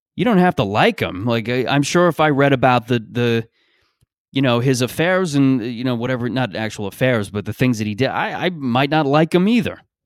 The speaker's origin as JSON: {"language": "English", "country": "Canada", "tie": "born or raised there", "said": "I grew up in Canada"}